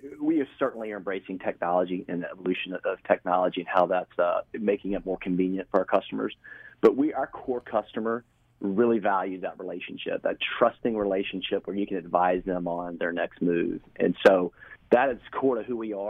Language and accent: English; Waycross, Georgia, United States; also born or lived in Atlanta; now in St. Simons Island, United States; I'm from Southeast Georgia, grew up in Waycross